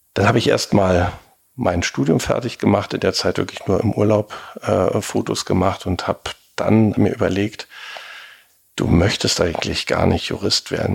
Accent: Berlin, Germany; gebürtiger Berliner

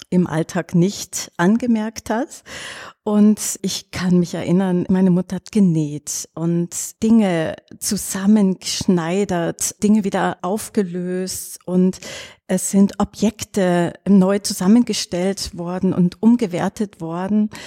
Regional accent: Baden-Württemberg, Germany; also ich bin am Bodensee aufgewachsen in einem kleinen Dorf in der Nähe von Meersburg.

